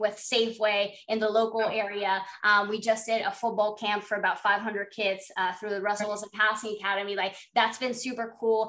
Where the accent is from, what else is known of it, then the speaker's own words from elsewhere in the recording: Panama; moved away as an adult; also born or lived in Florida, United States; I'm from Panama